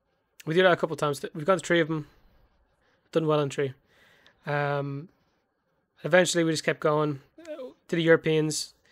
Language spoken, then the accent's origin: English; Ireland; I'm Irish